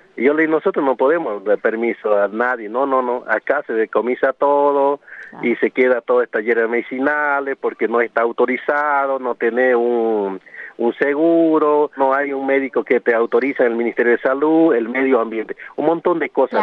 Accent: Guaraní people of Salta, Argentina; first language Guarani; Spanish is a second language

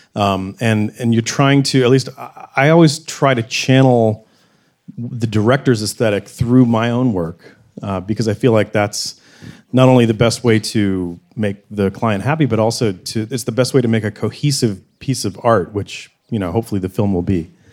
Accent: the South, United States; growing up in the South

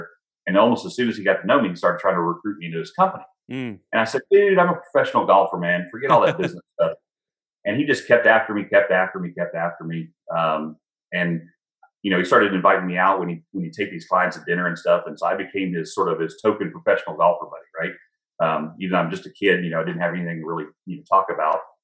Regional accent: Texas, United States; moved away as an adult; also born or lived in North Carolina; I'm from Texas, which is halfway across the country

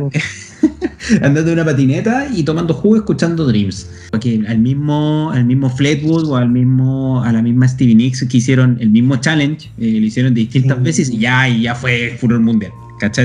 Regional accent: Chile; los chilenos

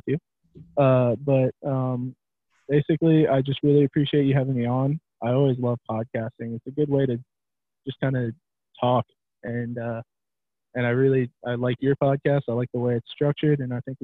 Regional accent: the South, United States; I was from the South and I was the only Southerner there

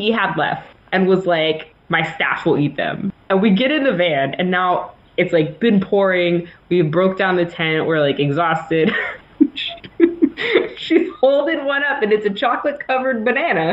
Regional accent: Austin, Texas, United States; moved away; I'm from Austin, and I have family in Houston

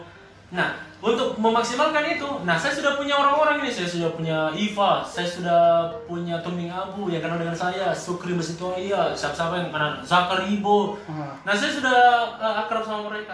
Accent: Palopo, South Sulawesi, Indonesia; Saya saya mungkin dari Palopo lahir dan besar di Palopo sekolah juga di Palopo

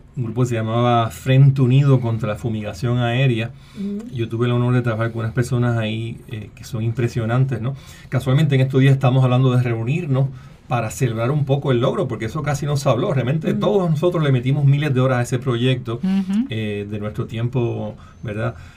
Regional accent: Puerto Rico; Así que soy puertorriqueño, soy biólogo, soy profesor e investigador en la UPR en Río Piedras

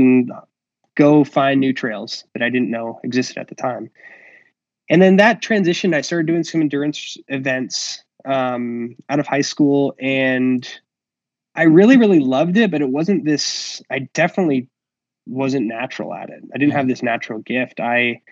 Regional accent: Phoenix, Arizona, United States; growing up in the Ahwatukee area with South Mountain as our backyard here

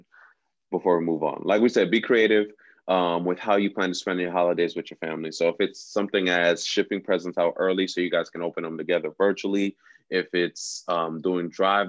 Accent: Haiti; I'm not American. I'm Haitian.

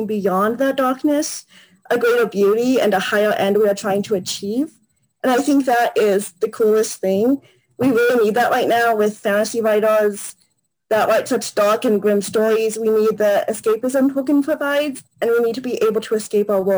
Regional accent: California, United States; I am from California in the United States

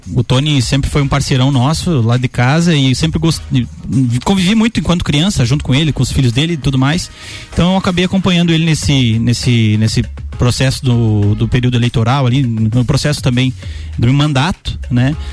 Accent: Brazil; Eu sou do bairro da Penha, nascido né, 28 anos no bairro da Penha

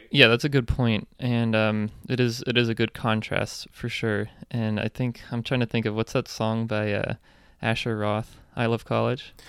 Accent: Reading, Pennsylvania, United States; moved away as an adult; also born or lived in Baltimore; I'm from Reading, Pennsylvania

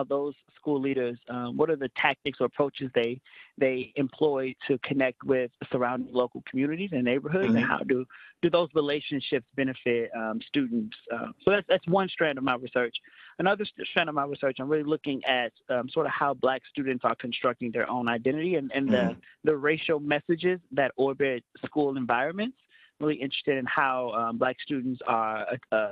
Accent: Chicago, Illinois, United States; I am from the South Side of Chicago, so a lot of my own upbringing was in inner city low income schools.

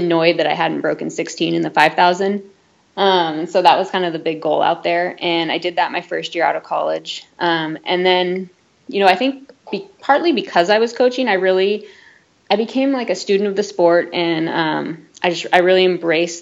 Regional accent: Santa Rosa, California, United States; I grew up in Santa Rosa

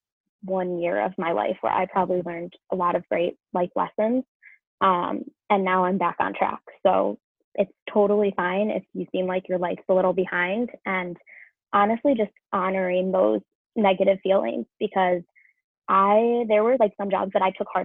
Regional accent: Rochester, New York, United States; also born or lived in Cleveland, Ohio; my hometown, Rochester, New York

